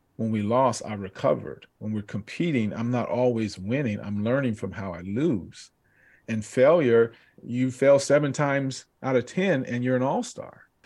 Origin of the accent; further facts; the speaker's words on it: Southern California, United States; growing up in Southern California, and we grew up in the area where we played out in the streets